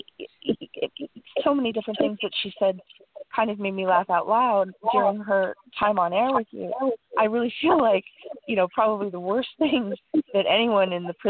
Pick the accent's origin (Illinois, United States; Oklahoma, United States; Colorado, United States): Colorado, United States; Colorado Springs; now in New York City, United States; I'm calling in from New York City, but you should know that I grew up in Colorado Springs